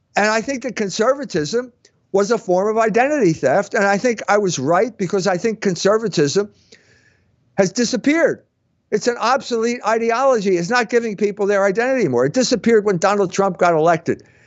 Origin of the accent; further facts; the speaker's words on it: the North, United States; I'm Irish and German. And I come from a different part of the country. And up north